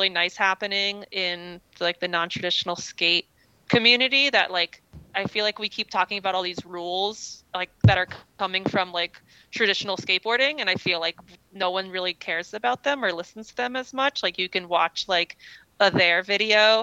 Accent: East Coast, United States; I grew up on the East Coast where we didn't really have very many skate parks.

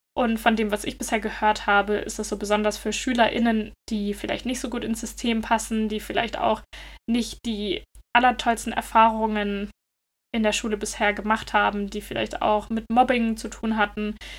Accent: Germany; now in Denmark; bei uns in Deutschland

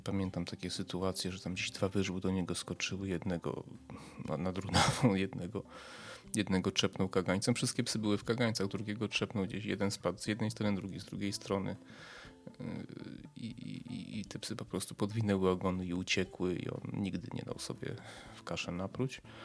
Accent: a village near Przemyśl, Subcarpathian Voivodeship, Poland; urodziłem się w mieście, ale to powiedzmy wychowałem się na wsi podprzemyskiej.

